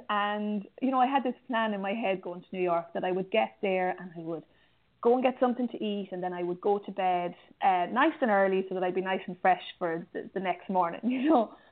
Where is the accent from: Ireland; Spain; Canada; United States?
Ireland; I'm from Ireland and it rains a lot here